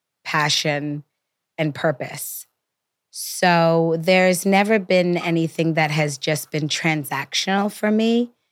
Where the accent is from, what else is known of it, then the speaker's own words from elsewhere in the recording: Toronto, Ontario, Canada; You know, I came from Toronto. Off a Greyhound bus. I didn't want to go home.